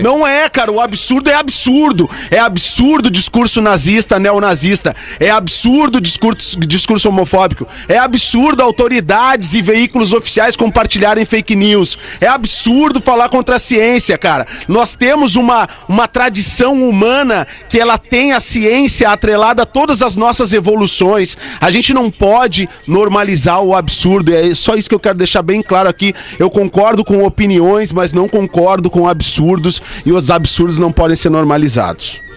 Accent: Brazil; nós somos brasileiros, moramos aqui, nós, nós temos família aqui

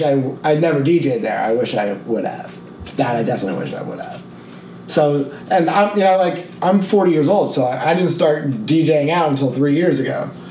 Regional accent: Neptune, New Jersey, United States; I grew up here. I grew up in Neptune. Like right over the border.

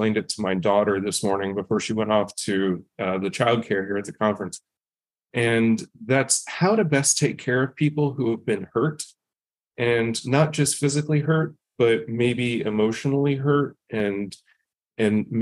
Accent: United States; I grew up in Indian country and experienced what it's like on reservations and what it's like to live there

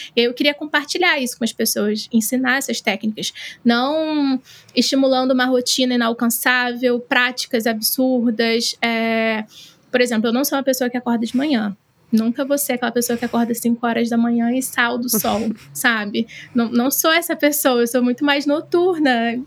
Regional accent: Baixada Fluminense, Rio de Janeiro, Brazil; eu sou da Baixada Fluminense, aqui no Rio de Janeiro

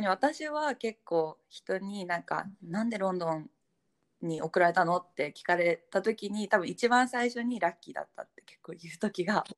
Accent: Japan; moved away as an adult; also born or lived in London, United Kingdom; now in Hong Kong; 22年間住んできたし家族も日本だし

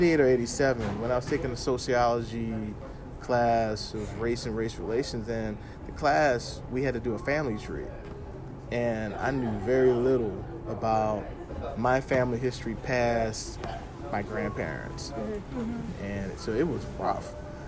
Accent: Louisiana, United States; people from my home state who had left Louisiana and had settled in Liberia in the 19th century

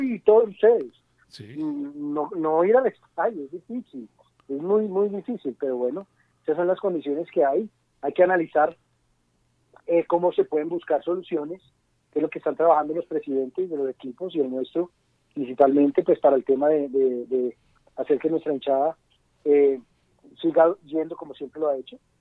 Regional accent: Colombia; Nosotros en Colombia tenemos una cultura muy arraigada

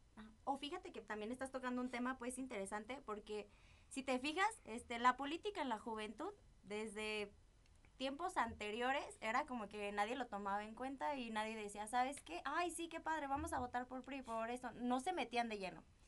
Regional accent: Zamora, Michoacán, Mexico; Yo también soy de Zamora, Michoacán

